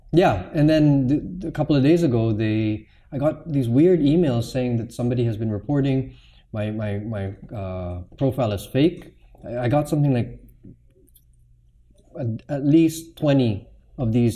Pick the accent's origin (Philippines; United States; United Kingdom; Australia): Philippines; Makati, Metro Manila; I grew up in Forbes Park